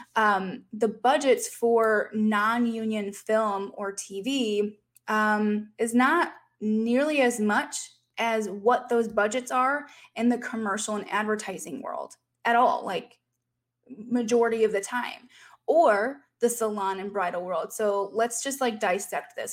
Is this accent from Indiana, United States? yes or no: yes; Fort Wayne, Indiana, United States; moved away; my hometown of Fort Wayne, Indiana